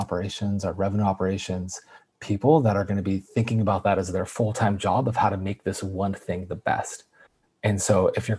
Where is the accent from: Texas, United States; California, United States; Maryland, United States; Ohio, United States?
California, United States; Yosemite Valley; born there; I was born in Yosemite Valley. And so if anybody's ever been to Yosemite, there's the valley portion of it. And there's a small medical center there. And I was actually born in that medical center because I was early.